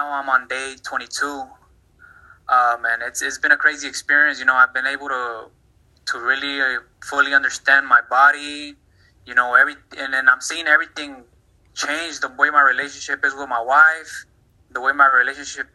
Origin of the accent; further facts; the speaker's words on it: Dallas, Texas, United States; also born or lived in Mexico; I'm from Dallas, Texas. I was born in Mexico. We kind of migrated over here when I was 5 years old